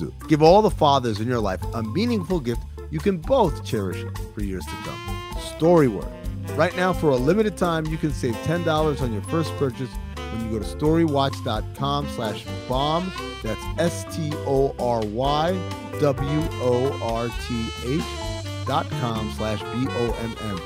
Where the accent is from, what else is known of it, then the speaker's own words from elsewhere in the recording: Sudan; moved away; I'm not from here. My dad is from Sudan. I'm from Sudan.